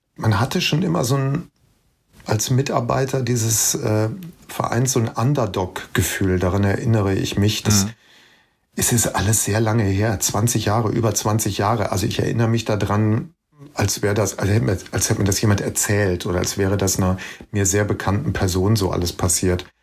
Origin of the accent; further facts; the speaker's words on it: Bergisch Gladbach, North Rhine-Westphalia, Germany; Ich bin früher mit meiner Mutter immer in die Stadtbücherei Bergisch Gladbach, äh, die Stadtbücherei meiner Heimatstadt, gegangen.